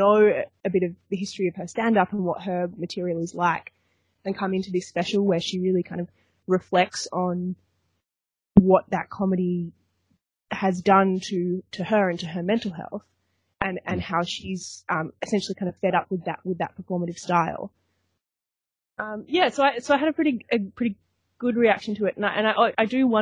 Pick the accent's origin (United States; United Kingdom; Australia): Australia; I'm Australian